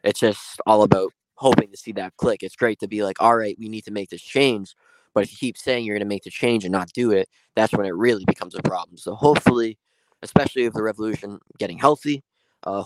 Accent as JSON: {"language": "English", "country": "United States", "said": "I'm from America"}